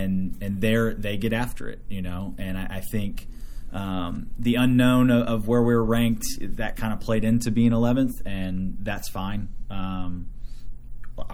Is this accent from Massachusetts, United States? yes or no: no; Cincinnati, Ohio, United States; also born or lived in Arkansas; now in Kansas, United States; I grew up in Cincinnati, so it was a colder climate.